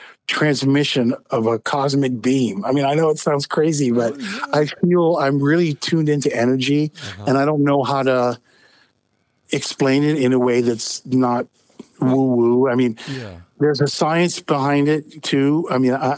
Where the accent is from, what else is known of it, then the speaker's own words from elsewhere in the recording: Bay Area, California, United States; I grew up in California, in the Bay Area